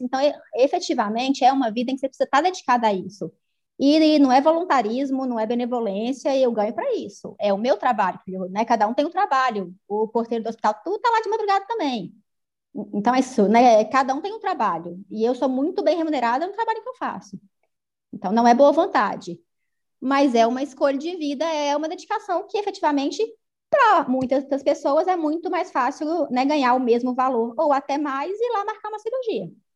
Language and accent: Portuguese; interior of Minas Gerais, Brazil; also born or lived in Belo Horizonte; Então, mineira, eu acho que é fundamental na, né, na minha trajetória, o fato de vir do interior de Minas